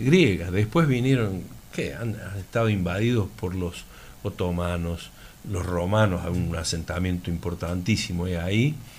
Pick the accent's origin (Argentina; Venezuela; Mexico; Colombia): Argentina; Laguna Larga, Córdoba; also born or lived in Calchín; yo nací en Calchín este, y por una cuestión comercial de mi padre vinimos a vivir a Laguna Larga. Eh, yo tenía dos añitos